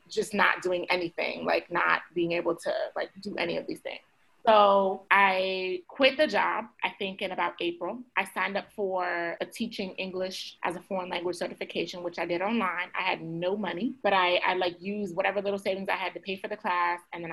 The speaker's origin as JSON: {"language": "English", "area": "the DMV", "region": "Maryland", "country": "United States", "tie": "born or raised there", "also_born_or_lived": "Panama", "said": "I'm from Maryland, from the DMV, born and raised."}